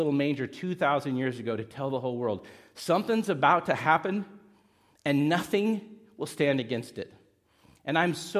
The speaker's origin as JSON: {"language": "English", "area": "Hoag", "region": "California", "country": "United States", "tie": "born or raised there", "said": "I was born in Hogue."}